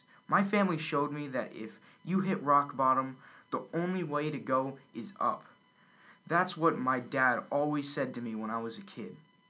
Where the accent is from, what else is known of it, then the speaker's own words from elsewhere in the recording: Cuba; English is a second language; now in United States; I came from Cuba when it was under strict Communist Party. To start off, I didn't at all like Cuba before.